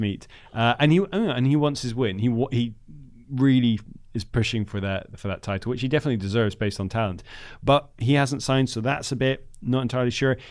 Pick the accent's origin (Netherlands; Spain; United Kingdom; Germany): Netherlands; moved away; I grew up in the Netherlands